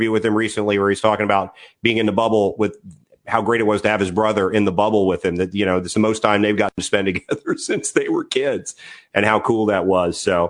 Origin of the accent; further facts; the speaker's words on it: Washington, District of Columbia, United States; growing up in the Washington, D.C. area in the early 70s